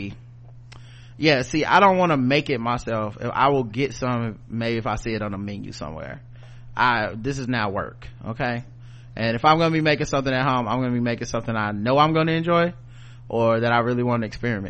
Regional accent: the South, United States; I'm from the South

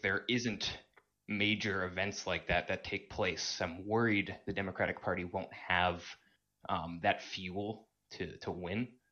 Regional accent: Massachusetts, United States; I was born in Massachusetts about, like, twenty-five minutes south of Boston

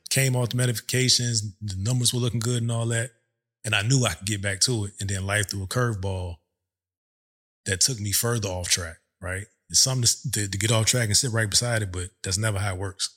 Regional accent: Virginia, United States; moved away as an adult; also born or lived in overseas / Hampton, Virginia; now in Texas, United States; We're from Virginia

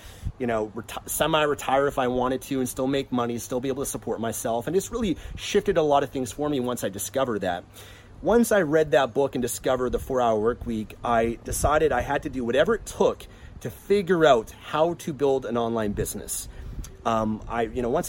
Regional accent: Vancouver, British Columbia, Canada; I'm from Vancouver, Canada, so that's where I came from.

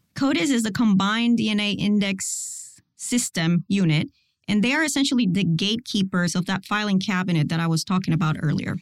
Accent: Puerto Rico; moved away as an adult; also born or lived in Miami; I was born and raised in Puerto Rico

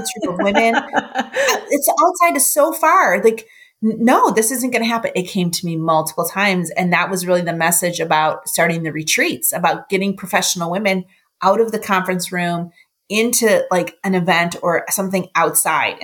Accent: Buffalo, New York, United States; now in Cleveland, United States; I grew up in Buffalo

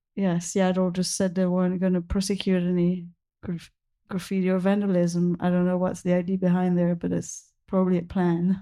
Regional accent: Belgium; moved away; I'm originally from Belgium.

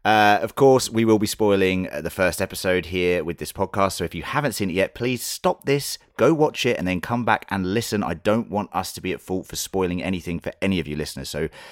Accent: United Kingdom; being British

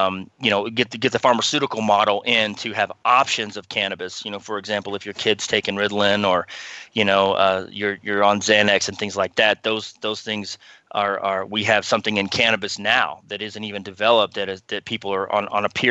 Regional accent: Texas, United States; we grew up in Texas

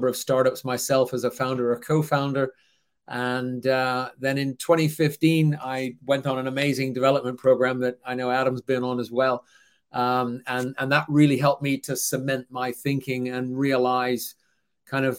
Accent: Vancouver, British Columbia, Canada; moved away as an adult; also born or lived in Zurich, Switzerland; now in United Kingdom; I was born and raised in Vancouver

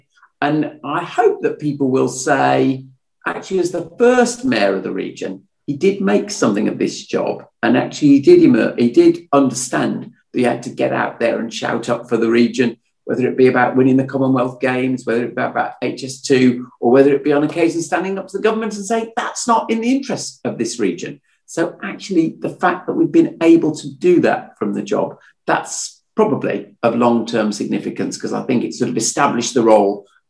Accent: Birmingham, West Midlands, United Kingdom; moved away as an adult; also born or lived in London; I am a Brummie through and through. My parents were both Brummies, my grandparents, all four of them Brummies. So it was deeply, deeply in my blood. But obviously, I'd been away in London doing my John Lewis stuff. And I'd returned to the West Midlands, in a sense, in 2011.

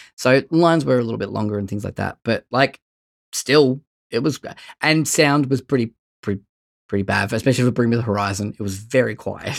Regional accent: Bendigo, Victoria, Australia; I'm from Bendigo

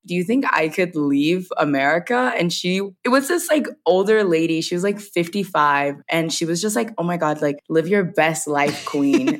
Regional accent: Covington, Georgia, United States; moved away as an adult; I'm from Covington, Georgia. I'm a country girl. It's a real small town

